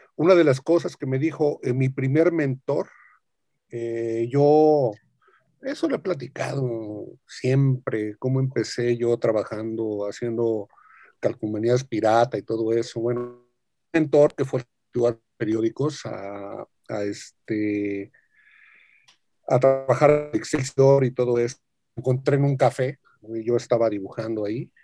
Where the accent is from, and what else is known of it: Mexico; born or raised there